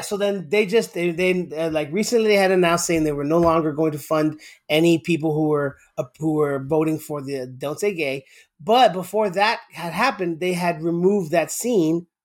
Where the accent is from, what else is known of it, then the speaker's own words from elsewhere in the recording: Florida, United States; moved away as an adult; now in Houston, United States; I grew up most of my life in Florida.